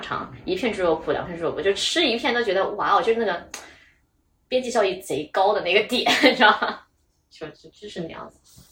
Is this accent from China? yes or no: yes; southern China, China; 因为我是南方人啊